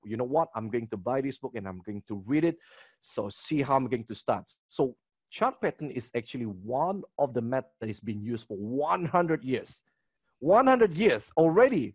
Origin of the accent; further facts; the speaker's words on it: Kota Kinabalu, Sabah, Malaysia; my hometown is Kota Kinabalu, Sabah